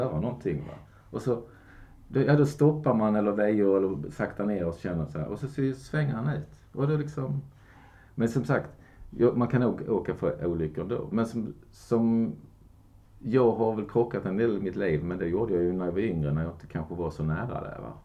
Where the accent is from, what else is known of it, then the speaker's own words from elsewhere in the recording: Kristianstad, Skåne, Sweden; moved away; min hemstad och Kristianstad.